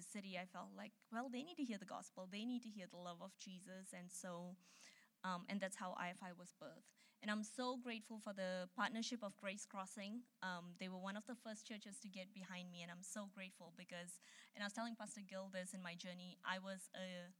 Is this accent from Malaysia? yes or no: yes; Malaysia; moved away as an adult; now in United States; I'm from Malaysia